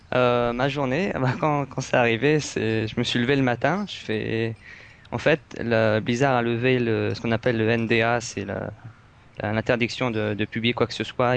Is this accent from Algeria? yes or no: no; France; je suis français